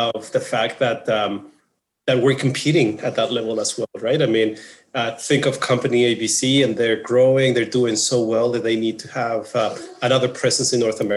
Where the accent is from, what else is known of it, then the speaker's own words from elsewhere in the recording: Morelia, Michoacán, Mexico; moved away as an adult; now in Manitoba, Canada; I'm originally from Mexico. It's a city called Morelia. It's right in the center of the country.